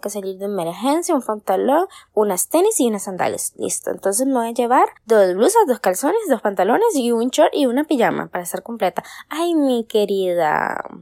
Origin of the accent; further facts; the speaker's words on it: Guanacaste, Costa Rica; moved away as an adult; also born or lived in Alajuela; estaba en Alajuela porque ahí estaba viviendo pero soy de Guanacaste